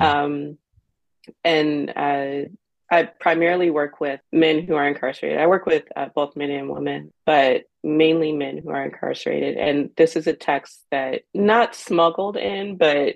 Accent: Cincinnati, Ohio, United States; I'm from Cincinnati, Ohio, born and raised

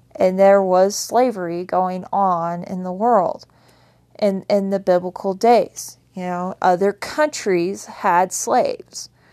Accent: Wyoming, United States; I grew up in Wyoming

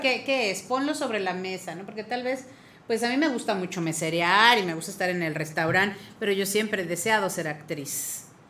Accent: Mexico; Soy mexicana, soy mexicana.

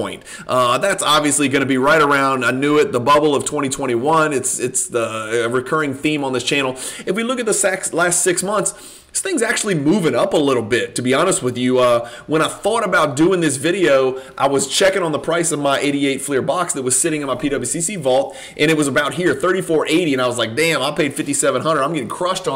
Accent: Louisiana, United States; I am from Louisiana

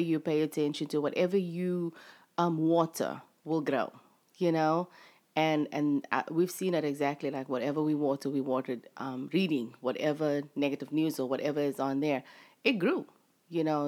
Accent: South Africa; moved away as an adult; now in United States; I'm actually South African. um, from South Africa

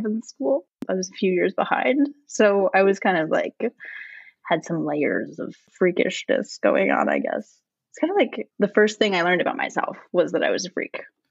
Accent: Tweed, Ontario, Canada; moved away as an adult; also born or lived in Thunder Bay; I grew up in Tweed. This is a town of 1,000 people

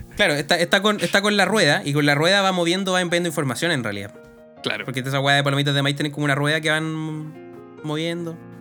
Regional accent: Chile

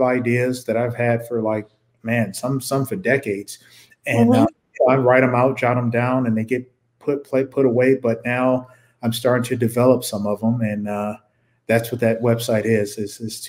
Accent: Detroit, Michigan, United States; growing up in Detroit

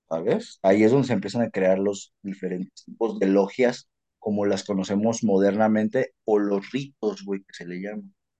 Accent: Mexico; Nosotros vamos a tener una identidad como mexicanos, porque nos sobraba cultura

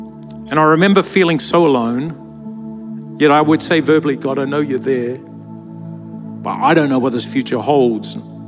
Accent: Lower Hutt, Wellington, New Zealand; I grew up in Lower Hutt, New Zealand. It was a very small town where we literally had nothing. I was one of eight children.

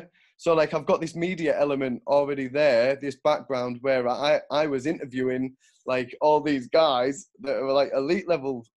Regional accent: York, Yorkshire and the Humber, United Kingdom; also born or lived in Switzerland; now in Sunderland, United Kingdom; I'm based in Sunderland. I grew up in York, moved to Switzerland. Now I'm in Sunderland.

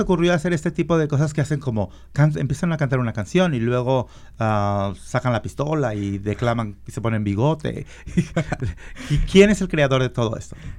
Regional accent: Guadalajara, Jalisco, Mexico; moved away; also born or lived in Colima; yo nací en Colima, pero me crié en Guadalajara.

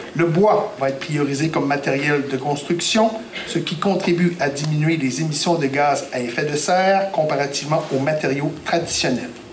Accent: Gaspésie, Quebec, Canada; chez nous en Gaspésie, dans le comté de Gaspé

